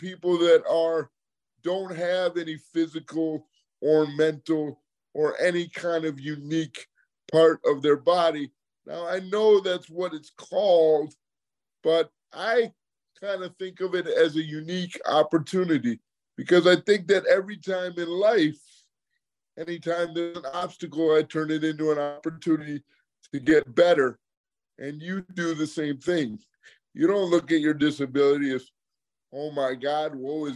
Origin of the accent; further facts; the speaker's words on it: Michigan, United States; moved away as an adult; also born or lived in Arizona; now in South Florida, United States; I'm originally from Michigan